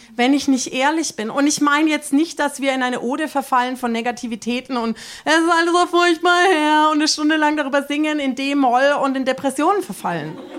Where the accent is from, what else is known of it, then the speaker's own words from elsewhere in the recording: Germany; uns Deutschen